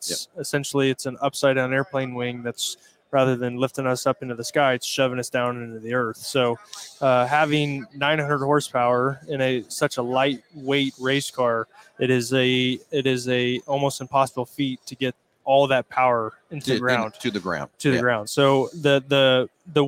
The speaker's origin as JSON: {"language": "English", "region": "Indiana", "country": "United States", "tie": "born or raised there", "said": "my home state, Indiana"}